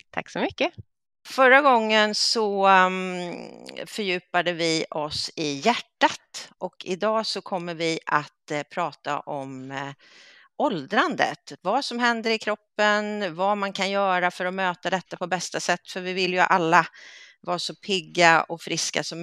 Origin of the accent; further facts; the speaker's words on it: Sweden; som svensk så brukar man ju börja med sina yrkestitlar.